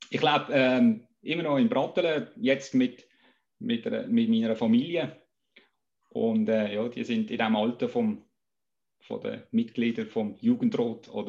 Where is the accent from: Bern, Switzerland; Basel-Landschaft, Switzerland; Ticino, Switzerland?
Basel-Landschaft, Switzerland; Äh, seit einer Woche bin ich 48 Jahre alt. Äh, bei Landrat, bei den Grünen aufgewachsen bin ich in der Länge, im heutigen Perimeter von der Salina Raurica